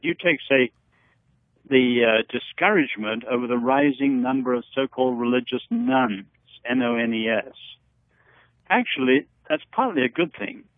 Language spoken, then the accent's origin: English; Henan, China; moved away; Where I happened to be born, north central China, in Henan province